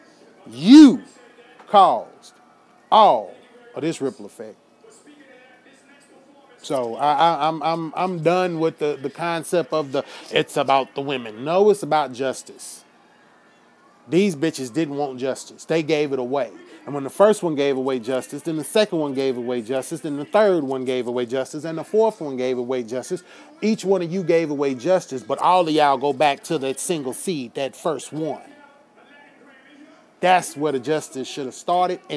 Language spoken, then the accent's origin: English; United States; as an American